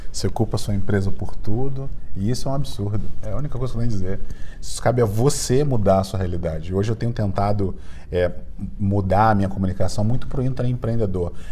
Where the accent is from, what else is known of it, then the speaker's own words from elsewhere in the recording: Brazil; accent: carioca; Quem, quem me, já me viu sabe que eu tenho sotaque de carioca, mas meu design é cearense, então minha família veio toda do, do Ceará.